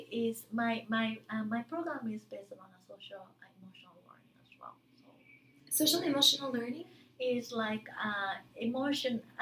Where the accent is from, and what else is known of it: Japan; English is a second language